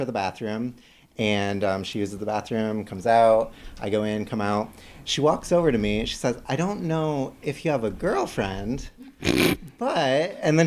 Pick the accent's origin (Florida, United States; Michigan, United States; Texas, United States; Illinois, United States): Michigan, United States; now in Seattle, United States; I live in Seattle. I'm from Michigan.